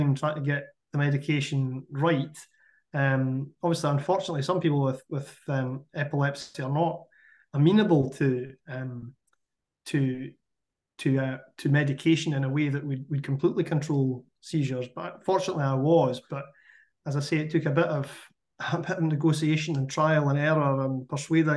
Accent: Scottish Borders, Scotland, United Kingdom; I grew up in the Scottish Borders

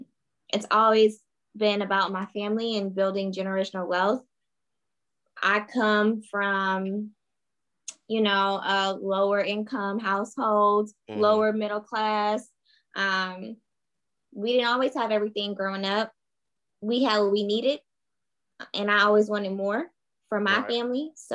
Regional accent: Charlotte, North Carolina, United States; I am from Charlotte, North Carolina.

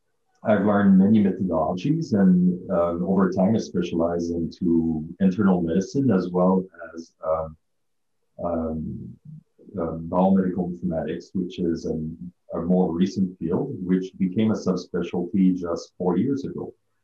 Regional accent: Canada; I come from Canada, living in the cold.

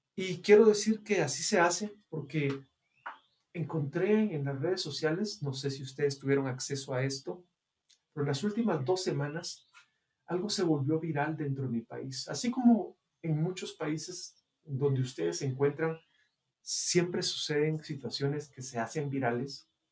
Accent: Guatemala; en el caso de nosotros, los guatemaltecos

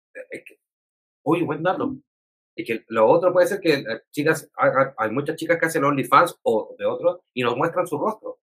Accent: Chile; nos sucede a nosotras y nosotros como chilenos y chilenas

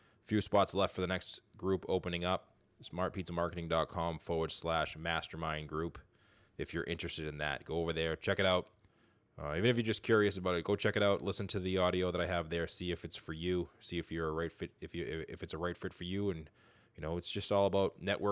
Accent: Boston, Massachusetts, United States; I'm from the Boston area myself

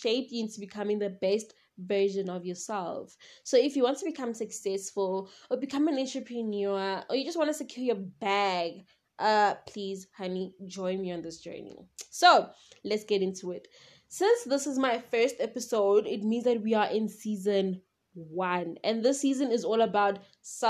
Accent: South Africa; I am from South Africa

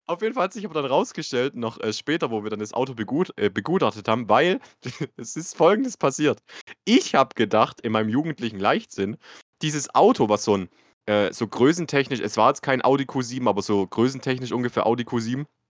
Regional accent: Baden-Württemberg, Germany; bei uns in Baden-Württemberg

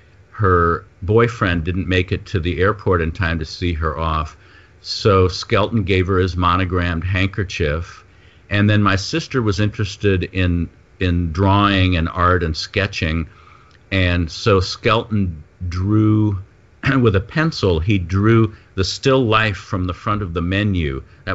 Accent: Los Angeles, California, United States; also born or lived in St. Louis, Missouri / New York; our family moved to L.A. when I was about 8 because of my father's job

